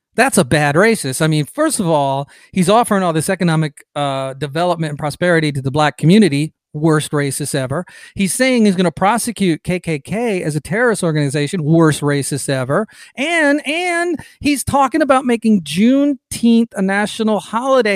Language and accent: English; Atlanta, Georgia, United States; Atlanta, uh, my hometown